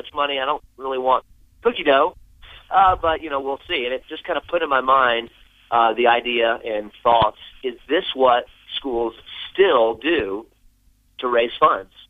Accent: South Florida, United States; moved away as an adult; also born or lived in Birmingham, Alabama; I grew up in South Florida, went to college in Birmingham, Alabama

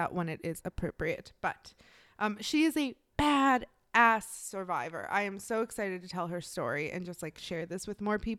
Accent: Midwest, United States; I am from the Midwest.

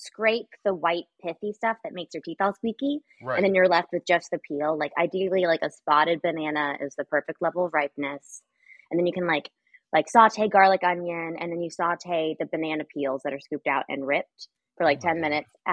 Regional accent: Austin, Texas, United States; also born or lived in Asheville, North Carolina; now in Los Angeles, United States; I'm from Austin

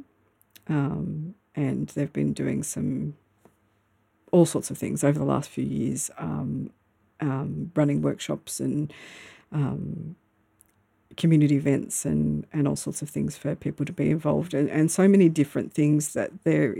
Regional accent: Melbourne, Victoria, Australia; moved away as an adult; now in Myrtleford, Australia; I used to live in Melbourne. I grew up in Melbourne, in the Melbourne suburbs

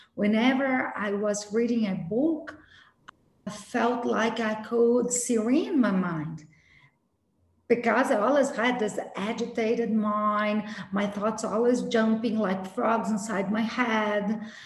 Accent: Brazil; I was born in Brazil, born and raised in Brazil by an Italian family

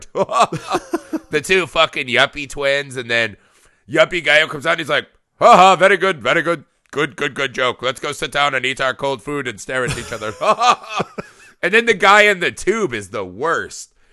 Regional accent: United States; as an American

